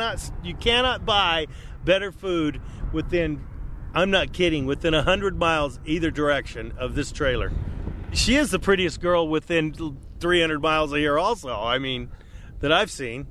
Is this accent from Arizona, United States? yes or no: yes; Arizona, United States; moved away as an adult; now in North Dakota, United States; I'm from Arizona.